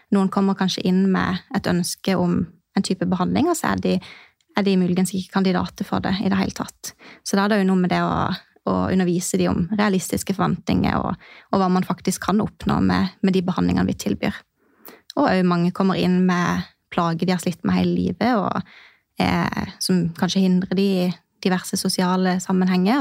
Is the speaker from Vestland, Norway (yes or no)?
no; Mandal, Agder, Norway; moved away as an adult; now in Kristiansand, Norway; Jeg kommer eh, egentlig fra Mandal, eh, en time, trygg kvarter fra Kristiansand. Men har bodd i Kristiansand de siste eh, seks årene.